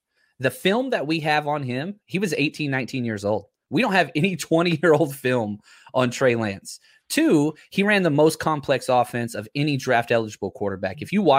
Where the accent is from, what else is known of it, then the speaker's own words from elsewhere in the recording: Texas, United States; I'm a Longhorn from Texas.